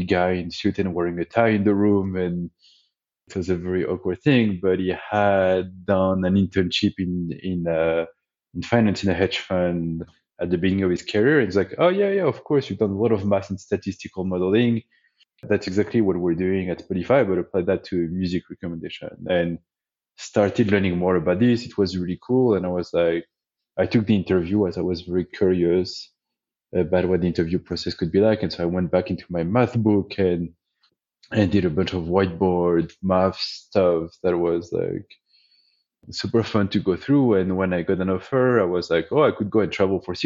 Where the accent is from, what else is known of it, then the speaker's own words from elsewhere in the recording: France; English is a second language; moved away as an adult; now in United States; I grew up in France. Despite being in the US for 15 years, I've never managed to get rid of my accent